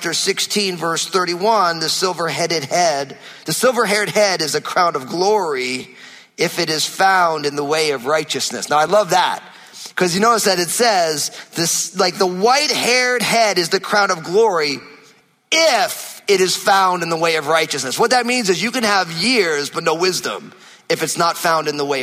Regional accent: New Jersey, United States; moved away; my home state of New Jersey

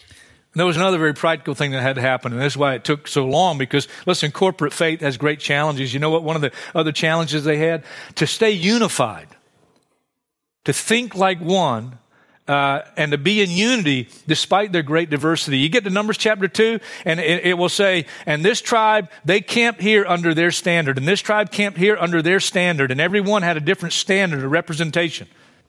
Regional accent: Hartsville, South Carolina, United States; I grew up in Hartsville, South Carolina. Great vacation spot.

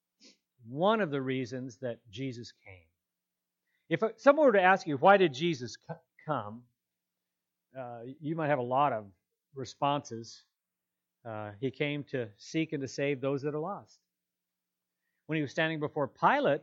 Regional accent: Eureka, California, United States; growing up in Eureka, my dad was a pastor

